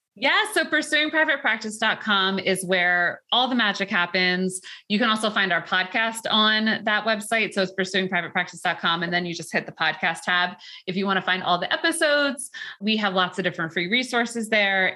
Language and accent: English; New York, United States; we're from New York, even Long Island.